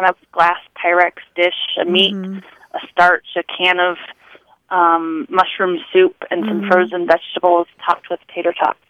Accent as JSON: {"language": "English", "region": "Minnesota", "country": "United States", "tie": "born or raised there", "moved": "yes", "lives_now": "Boulder, United States", "said": "I'm from Minnesota and grew up saying hot dish, tater tot hot dish, green bean hot dish, and so on."}